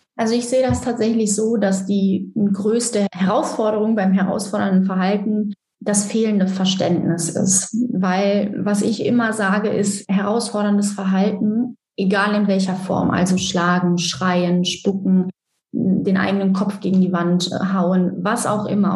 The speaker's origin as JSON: {"language": "German", "town": "Cologne", "region": "North Rhine-Westphalia", "country": "Germany", "said": "Ich komme, wie schon gesagt, aus Köln"}